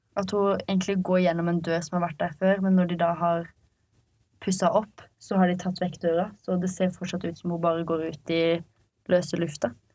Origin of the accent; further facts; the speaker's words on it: Arendal, Agder, Norway; vi er fra Hisøy